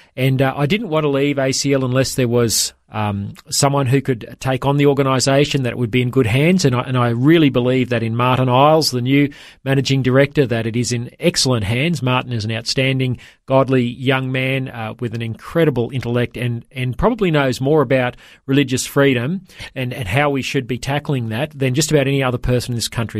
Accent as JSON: {"language": "English", "town": "Toowoomba", "region": "Queensland", "country": "Australia", "tie": "born or raised there", "lives_now": "Brisbane, Australia", "said": "Queensland, uh, my home state where I grew up. I grew up in Toowoomba, uh, not far from Brisbane"}